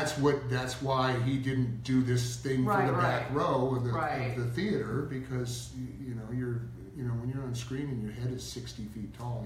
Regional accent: Stoneboro, Pennsylvania, United States; I grew up mostly in Western Pennsylvania.

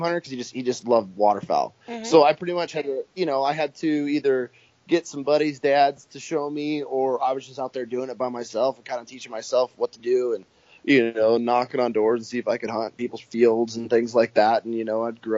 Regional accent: upstate New York, United States; moved away as an adult; also born or lived in California; now in Idaho, United States; where I grew up, I'm literally on the St. Lawrence River

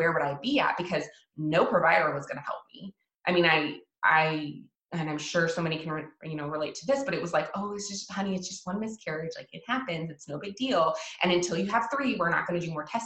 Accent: Washington, United States; moved away as an adult; also born or lived in Hawaii; I'm from Washington State. I moved to Hawaii and lived in Hawaii for years and then moved back

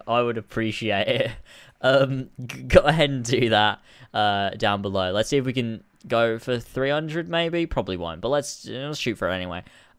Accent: Australia; accent: Australian; Someone said to if I should do a video just speaking my Australian accent.

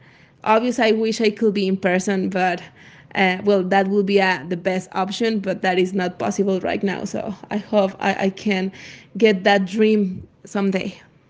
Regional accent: Mexico; I am from Mexico.

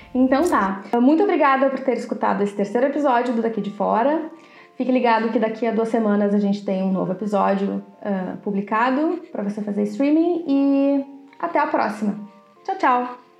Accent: Brazil; moved away as an adult; now in Netherlands; a gente saiu do Brasil

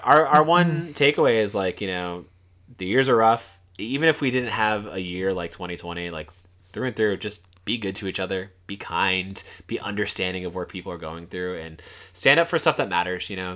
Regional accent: South Florida, United States; I'm from the South

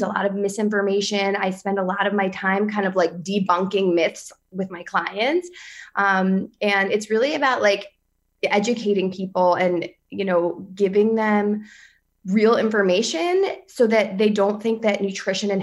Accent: near the Philadelphia area, New Jersey, United States; now in Roslyn, New York, United States; I'm in Roslyn, New York, and Long Island, but I'm not from here, for the record. I'm from New Jersey also, but near the Philadelphia area.

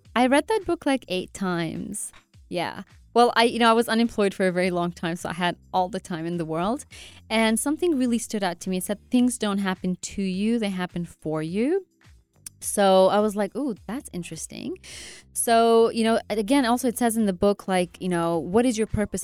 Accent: Afghanistan; I'm from Afghanistan

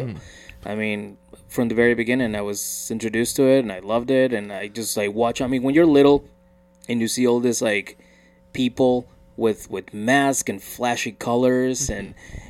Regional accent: Mexico; So, anyways, in Mexico, growing up in Mexico, it's, like... It's just part of the culture.

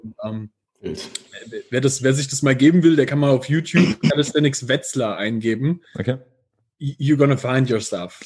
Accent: near Giessen, Hesse, Germany; accent: Piefke; moved away as an adult; now in Vienna, Austria; ich lebe jetzt in Wien und ich komme ursprünglich ähm, aus der Nähe von Gießen

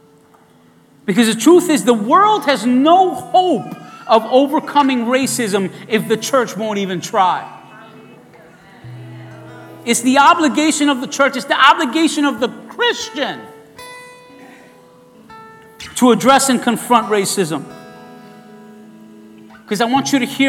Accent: New York City, New York, United States; I was raised in East New York in the projects

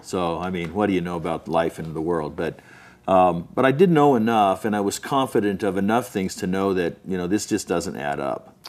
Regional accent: Southern California, United States; also born or lived in Salt Lake City, Utah; I grew up mostly in Southern California

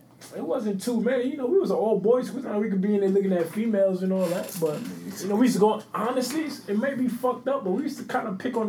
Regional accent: Bronx, New York, United States; I wasn't like, I'm from the Bronx.

